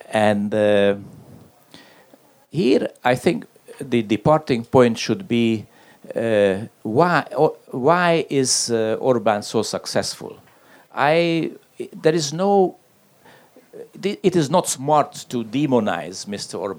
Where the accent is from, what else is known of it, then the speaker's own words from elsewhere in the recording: Hungary; English is a second language; And now my contribution in terms of the case study is my home country, Hungary, which is always a, a fantastic country.